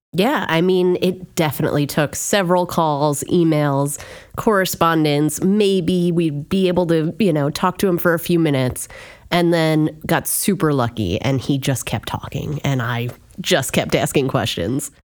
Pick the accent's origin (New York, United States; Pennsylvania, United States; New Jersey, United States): New Jersey, United States; Union County; I grew up in Union County.